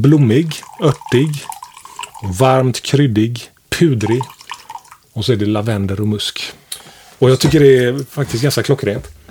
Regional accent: Sweden; vi svenskar

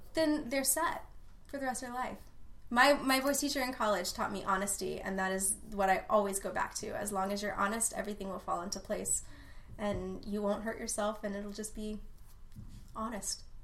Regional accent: Austin, Texas, United States; born or raised there

